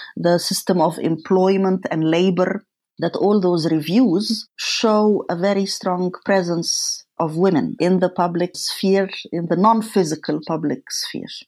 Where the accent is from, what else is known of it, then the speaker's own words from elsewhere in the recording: Cairo, Cairo Governorate, Egypt; moved away; as a woman, as a child, and as a woman growing up in Cairo